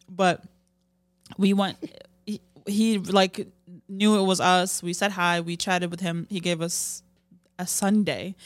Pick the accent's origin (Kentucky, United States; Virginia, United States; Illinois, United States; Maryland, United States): Illinois, United States; Chicago; I'm from Chicago